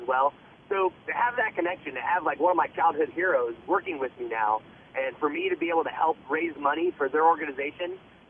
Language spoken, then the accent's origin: English; Cincinnati area, Ohio, United States; born or raised there